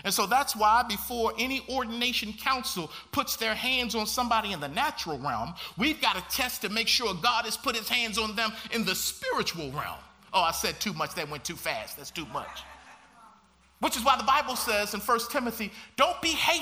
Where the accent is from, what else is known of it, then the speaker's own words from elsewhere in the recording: Baltimore, Maryland, United States; growing up in Baltimore, Maryland